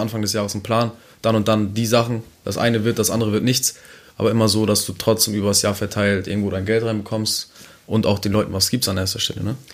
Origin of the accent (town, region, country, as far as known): Neumünster, Schleswig-Holstein, Germany